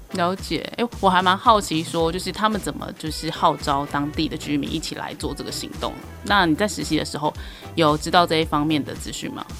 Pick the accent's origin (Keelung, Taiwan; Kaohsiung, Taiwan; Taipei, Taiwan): Keelung, Taiwan; 我也是土生土长的基隆人